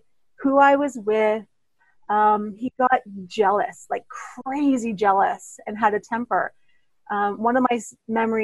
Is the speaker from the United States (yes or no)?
no; Toronto, Ontario, Canada; also born or lived in Thunder Bay, Ontario; I grew up in Toronto, Ontario